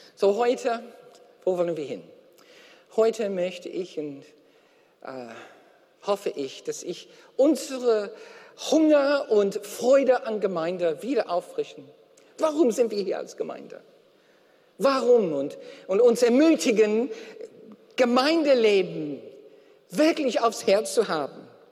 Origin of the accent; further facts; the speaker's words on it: Australia; German is a second language; now in Germany; aus Australien, wo ich herkomme